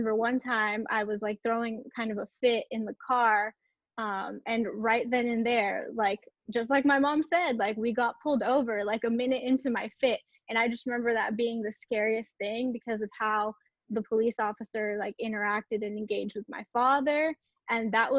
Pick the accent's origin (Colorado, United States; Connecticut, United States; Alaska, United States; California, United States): California, United States; Watsonville; I grew up and was born in California, in Santa Cruz area, Santa Cruz, Watsonville area